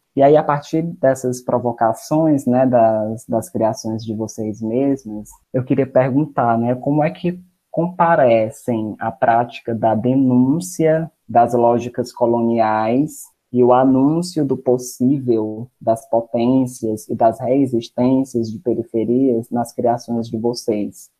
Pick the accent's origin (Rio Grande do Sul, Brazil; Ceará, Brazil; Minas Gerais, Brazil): Ceará, Brazil; Maranguape; also born or lived in Fortaleza; eu não sou da cidade de Fortaleza, eu sou de Maranguape. E aí eu acabo indo para Fortaleza por conta dos estudos